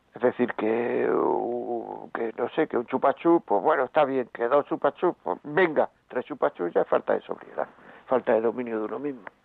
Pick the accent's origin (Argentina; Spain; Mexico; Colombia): Spain; Granada, Andalusia; yo soy de Granada